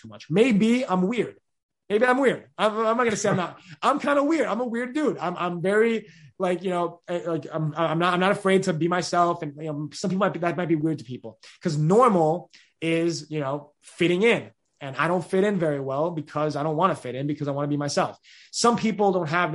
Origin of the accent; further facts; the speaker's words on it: New York, United States; I'm a kid from New York in Hopkinsville, Kentucky